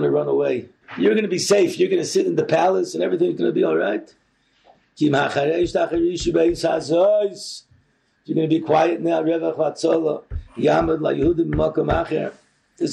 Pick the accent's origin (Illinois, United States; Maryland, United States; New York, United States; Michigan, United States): Maryland, United States; Baltimore; also born or lived in Har Nof; now in Jerusalem, Israel; as little kids growing up in the Talmud Torah, I grew up, I went to, in Baltimore, I was in Chafetz Chaim in TA